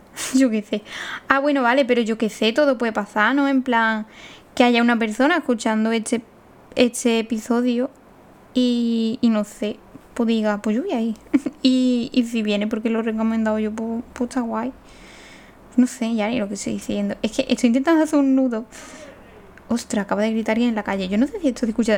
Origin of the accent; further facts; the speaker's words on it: Seville, Andalusia, Spain; moved away as an adult; also born or lived in Aranjuez / Getafe; yo soy de Sevilla. De un pueblo mm, perdido